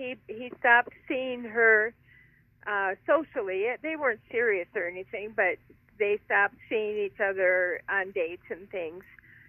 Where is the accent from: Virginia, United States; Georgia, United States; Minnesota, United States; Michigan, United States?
Minnesota, United States; Minneapolis; moved away; I grew up in Minneapolis, Minnesota. I attended Mount Olivet Lutheran Church, which at the time was the largest Lutheran church in America.